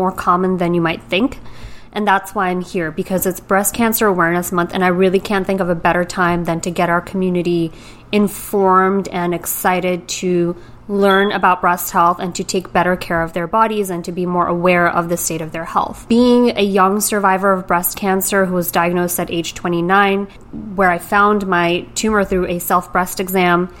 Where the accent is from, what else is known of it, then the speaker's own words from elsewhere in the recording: New York City, New York, United States; moved away as an adult; now in Greenwich, United States; I am a born and raised New Yorker.